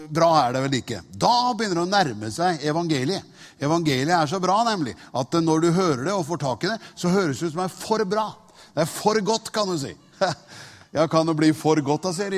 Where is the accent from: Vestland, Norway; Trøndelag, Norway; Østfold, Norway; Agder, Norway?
Østfold, Norway; Tune; moved away; Jeg er fra Tune.